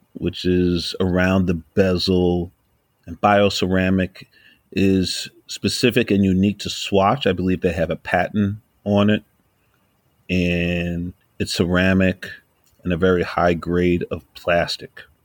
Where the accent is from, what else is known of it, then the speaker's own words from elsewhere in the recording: New York City, New York, United States; I'm from New York, yo. I've been here all my life